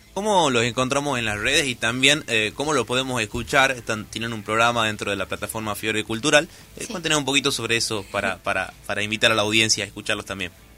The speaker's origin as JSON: {"language": "Spanish", "country": "Argentina", "said": "nos abordan como ciudadanos argentinos"}